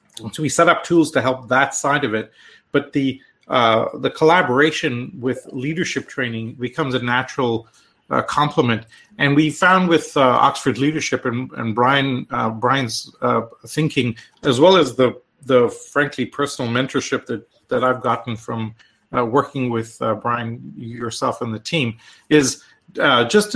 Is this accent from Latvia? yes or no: no; India; also born or lived in Canada / Europe; now in United States; I'm Canadian, originally from India.